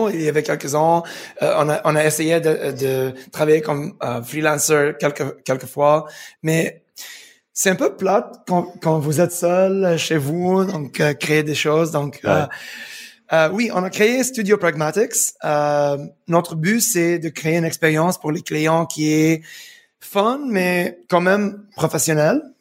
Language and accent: French; Montreal, Quebec, Canada; born there; also born or lived in United Arab Emirates; Je suis né à Montréal, mais, mais j'habitais aux Émirats pour 15 ans.